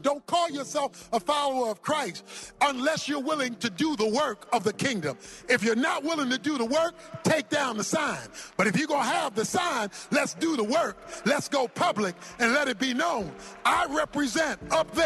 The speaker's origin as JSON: {"language": "English", "town": "Baltimore", "region": "Maryland", "country": "United States", "tie": "born or raised there", "said": "I was raised in Baltimore, Maryland. I was raised in the hood, so to speak"}